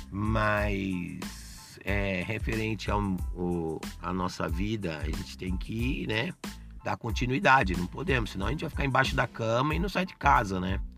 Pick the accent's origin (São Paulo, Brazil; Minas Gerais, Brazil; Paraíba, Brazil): São Paulo, Brazil; sou nascido e criado aqui no Bexiga bairro da região central de São Paulo e, modéstia à parte, conheço muito bem a minha cidade